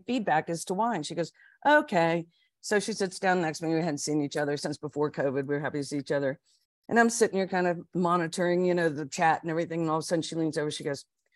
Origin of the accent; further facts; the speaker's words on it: the South, United States; I'm from the South.